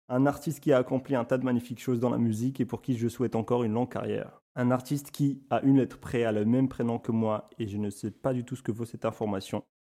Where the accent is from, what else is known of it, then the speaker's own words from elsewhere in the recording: Morocco; Après plusieurs épisodes dans lesquels j'essaye de placer que je suis marocain à chaque occasion